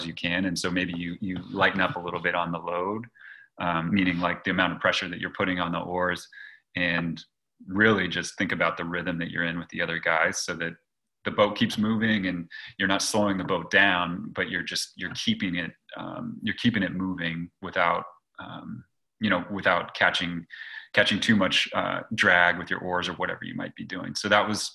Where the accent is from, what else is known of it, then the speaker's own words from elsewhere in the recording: Los Gatos, California, United States; I grew up in Los Gatos, California, near Santa Cruz, California